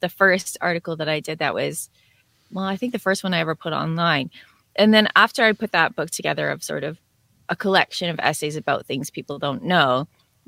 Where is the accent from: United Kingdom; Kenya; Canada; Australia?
Canada; Northern Ontario; now in Southern Ontario near Toronto, Canada; I was born in the middle of Ontario. I grew up in Northern Ontario, and now I'm living in Southern Ontario near Toronto.